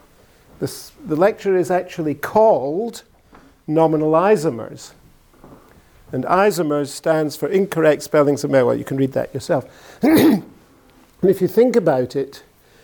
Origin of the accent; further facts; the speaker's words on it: Glasgow, Scotland, United Kingdom; I come from Glasgow. And in Glasgow, this is the way people speak.